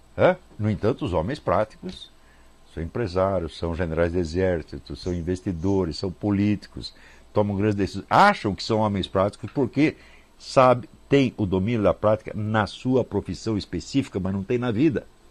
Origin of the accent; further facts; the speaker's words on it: Brazil; Todos nós que fomos criados no Brasil